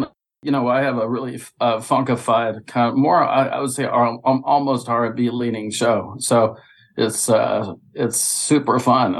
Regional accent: Jackson, Mississippi, United States; born there; also born or lived in Southern US; Like, I'm from the South, so I was born in Jackson, Mississippi.

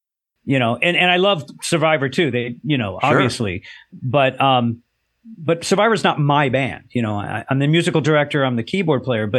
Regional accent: Los Angeles, California, United States; I grew up in Southern California, yeah, Los Angeles.

